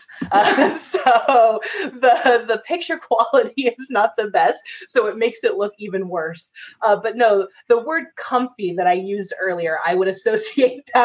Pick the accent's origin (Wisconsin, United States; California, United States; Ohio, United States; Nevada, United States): California, United States; Sacramento; now in Las Vegas, United States; It's my hometown